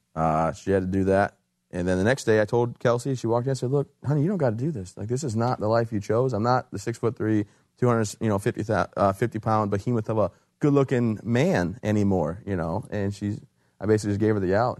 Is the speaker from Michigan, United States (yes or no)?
yes; Michigan, United States; moved away as an adult; also born or lived in Fort Bragg, North Carolina; I'm from Michigan originally.